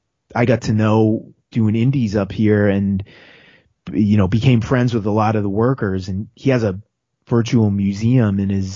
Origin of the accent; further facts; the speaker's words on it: Northeast, United States; growing up in the Northeast